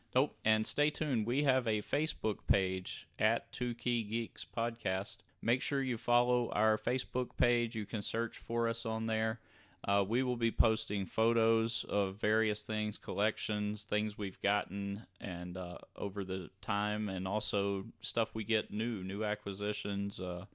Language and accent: English; Louisiana, United States; we grew up in Louisiana